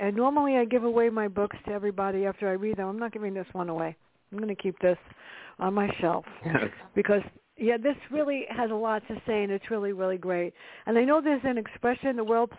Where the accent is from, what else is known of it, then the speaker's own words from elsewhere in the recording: New York City, New York, United States; ourselves growing up in the South Bronx